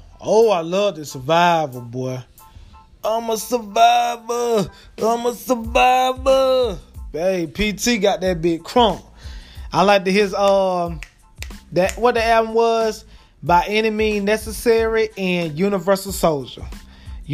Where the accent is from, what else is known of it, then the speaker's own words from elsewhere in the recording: Crawfordville, Georgia, United States; Crawfordville, my hometown